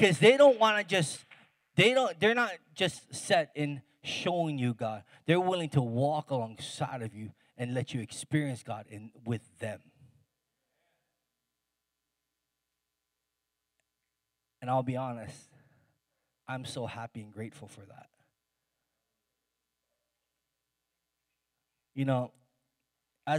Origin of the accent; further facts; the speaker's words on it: Hawaii, United States; I grew up in Hawaii